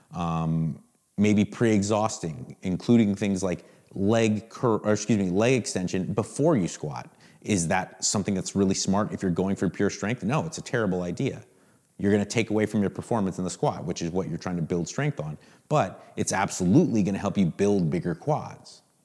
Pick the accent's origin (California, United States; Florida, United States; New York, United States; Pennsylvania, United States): California, United States; Southern; I grew up, literally, I grew up in Southern California